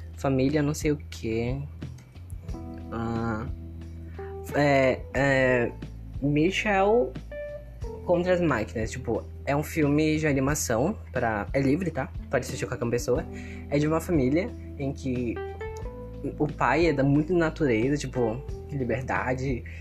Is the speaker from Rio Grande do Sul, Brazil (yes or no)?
no; Manaus, Amazonas, Brazil; eu tenho 14 anos e eu sou de Manaus, Amazonas. Eu vivo no meio do mato